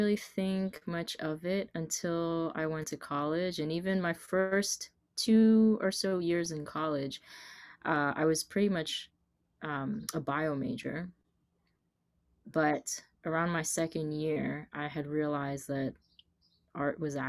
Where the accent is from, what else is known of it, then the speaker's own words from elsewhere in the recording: New York City, New York, United States; I'm from New York City. I was born and raised there, and I'm currently based there right now